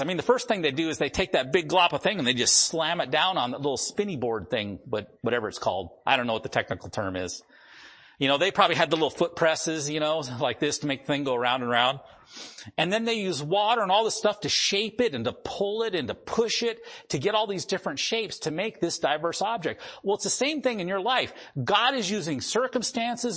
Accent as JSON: {"language": "English", "region": "the Dakotas", "country": "United States", "tie": "born or raised there", "moved": "yes", "said": "I grew up in the Dakotas"}